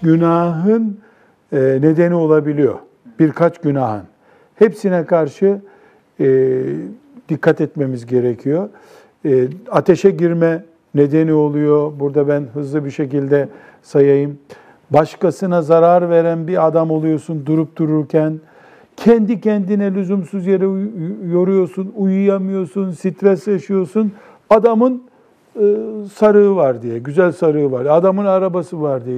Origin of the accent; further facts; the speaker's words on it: Black Sea Region, Turkey; bizim Karadeniz'de